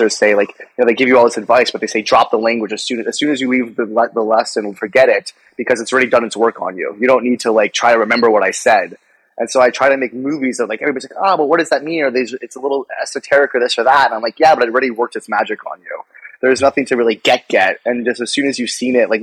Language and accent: English; Atlanta, Georgia, United States; moved away; also born or lived in Colorado; I grew up in Atlanta, Georgia. I used to also live in Colorado